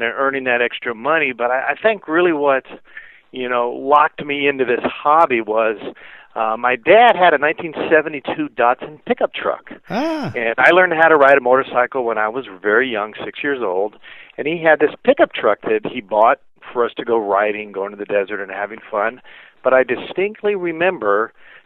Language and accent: English; Carlsbad, California, United States; moved away; also born or lived in Orange County; I was actually grew up in Carlsbad, which is, you know, North San Diego County.